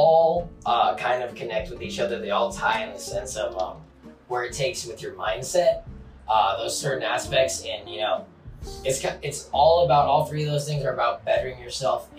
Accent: Carlsbad, California, United States; Born and raised in Carlsbad, California

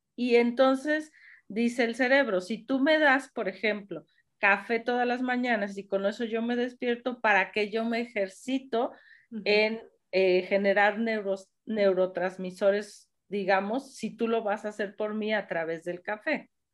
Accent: Mexico; somos mexicanos

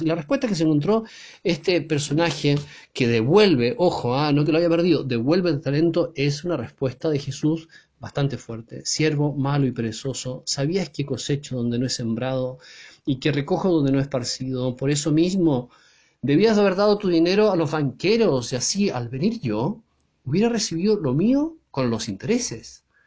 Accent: Chile; en mi país, en Chile

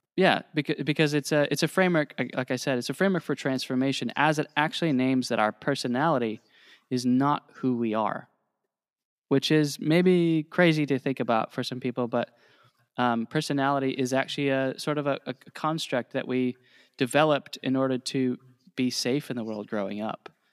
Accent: Ohio, United States; moved away as an adult; also born or lived in Indiana; I grew up in Ohio

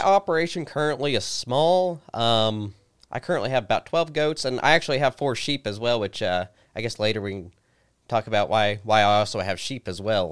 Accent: Christiansburg, Virginia, United States; I was born and raised here in Christiansburg.

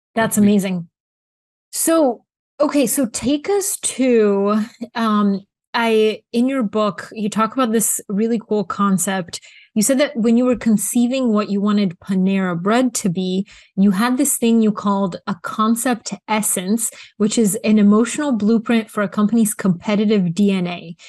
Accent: Bulgaria; moved away; also born or lived in Atlanta, United States; I grew up in Bulgaria and McDonald's was this like American phenomenon. I had my birthday there

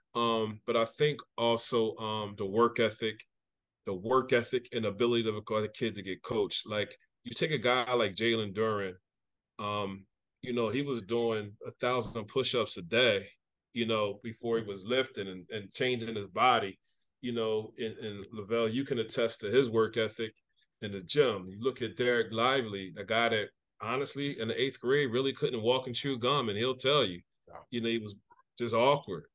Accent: Camden, New Jersey, United States; growing up in Camden

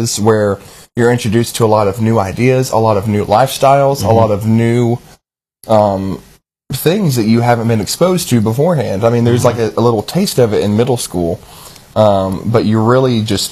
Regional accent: the South, United States; growing up in the South and in the church

